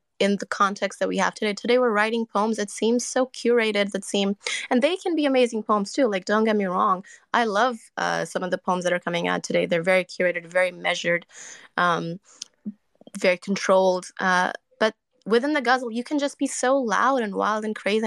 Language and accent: English; Canada; I'm Canadian